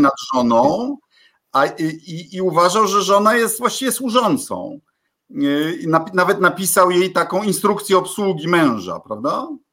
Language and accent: Polish; Bydgoszcz, Kuyavian-Pomeranian Voivodeship, Poland; also born or lived in Nakło nad Notecią; u nas w Bydgoszczy